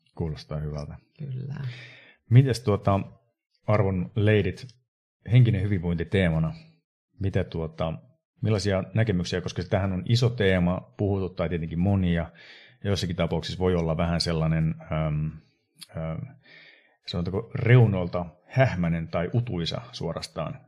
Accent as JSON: {"language": "Finnish", "town": "Sodankylä", "region": "Lapland", "country": "Finland", "said": "mä oon Sodankylästä kotoisin. Eli mä edustan niin Pohjois-Suomea ihan selkeästi tässä kuviossa."}